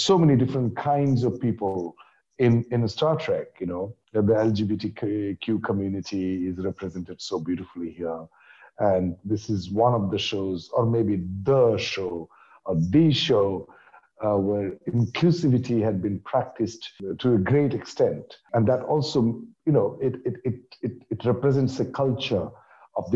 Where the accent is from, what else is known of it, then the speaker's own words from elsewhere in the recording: India; I'm from India